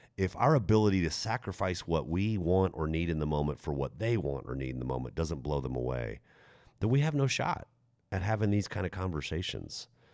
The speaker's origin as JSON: {"language": "English", "region": "Texas", "country": "United States", "said": "I'm Texan"}